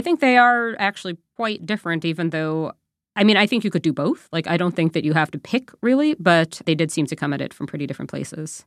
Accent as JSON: {"language": "English", "region": "New York", "country": "United States", "moved": "yes", "lives_now": "Canada", "said": "I'm from New York originally"}